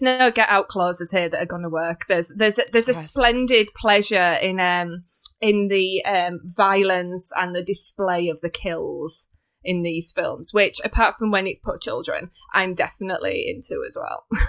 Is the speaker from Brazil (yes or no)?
no; United Kingdom; as like a British person